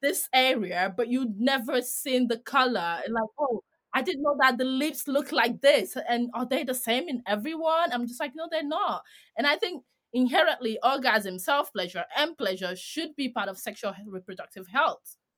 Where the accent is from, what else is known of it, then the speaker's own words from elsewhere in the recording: Greece; I'm from Greece.